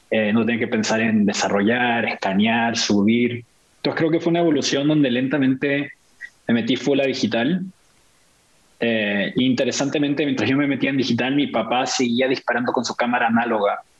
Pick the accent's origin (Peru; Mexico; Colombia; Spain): Mexico; also born or lived in Argentina / Venezuela / Brazil; si bien mi familia es de Chile, nací en Argentina, vivimos en Venezuela por mucho tiempo, en, en el, en el en México, por gran parte de mi infancia, Brasil